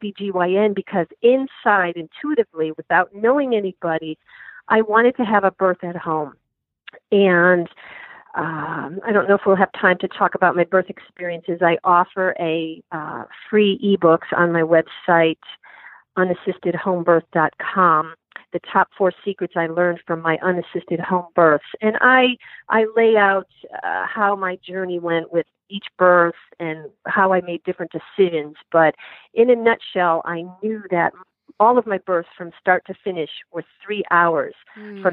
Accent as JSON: {"language": "English", "region": "Connecticut", "country": "United States", "tie": "born or raised there", "also_born_or_lived": "Boston, Massachusetts / South Carolina / Fairfax, Virginia", "moved": "as an adult", "said": "I was born in 1962 in Connecticut"}